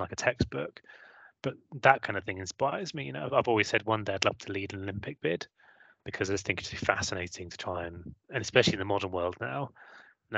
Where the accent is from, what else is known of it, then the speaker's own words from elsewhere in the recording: Hampshire, South East England, United Kingdom; accent: southern; now in Midlands, United Kingdom; I came from pretty average family, you know, I guess lower middle class in Hampshire, two working parents